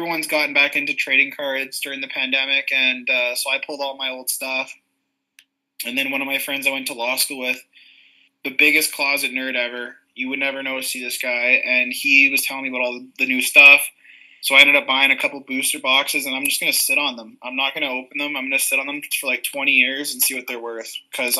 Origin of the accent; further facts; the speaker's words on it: Murillo, Ontario, Canada; I grew up in Murillo